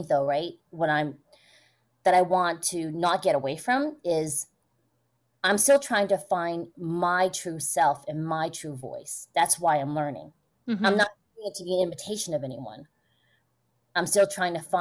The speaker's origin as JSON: {"language": "English", "country": "United States", "tie": "born or raised there", "said": "growing up in the States"}